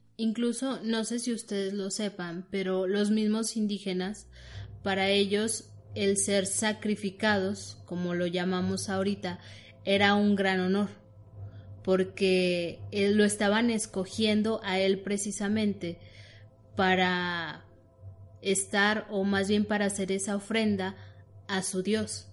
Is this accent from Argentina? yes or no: no; Mexico; nosotros como mexicanos